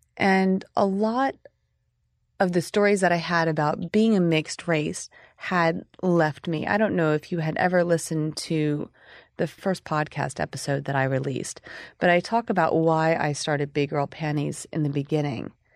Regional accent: Oklahoma, United States; me growing up in Oklahoma

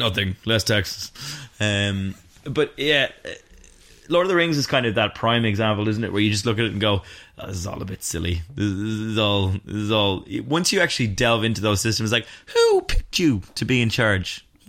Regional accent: Ireland; As two Irish men

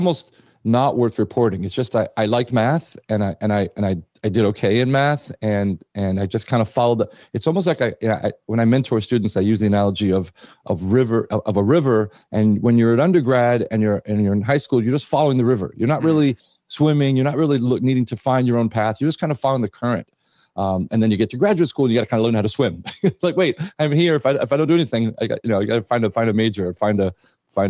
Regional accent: New York City, New York, United States; moved away as an adult; also born or lived in Massachusetts / California; now in Berkeley, United States; I grew up in New York City, went to grade school in PS 94 in the Bronx

